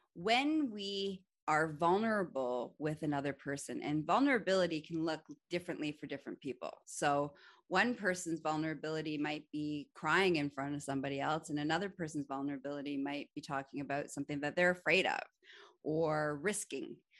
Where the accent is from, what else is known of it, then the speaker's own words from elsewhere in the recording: Canada; I'm also Canadian